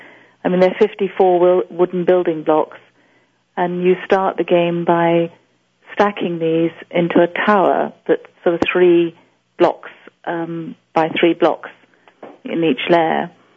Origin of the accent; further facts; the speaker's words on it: Tanzania; also born or lived in West Africa; I was born in East Africa, in Tanzania, and raised in East Africa, but also we moved to West Africa at certain points